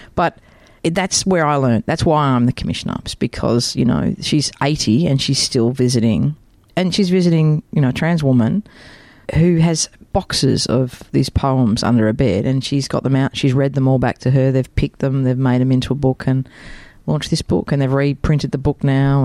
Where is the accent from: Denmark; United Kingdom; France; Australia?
Australia; Melbourne, Victoria; I actually grew up in Waverley, so in, in Melbourne